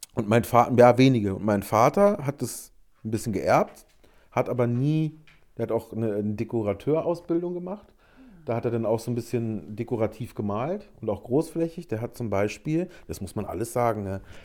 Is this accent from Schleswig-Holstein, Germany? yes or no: no; Berlin, Germany; ich komme aus Berlin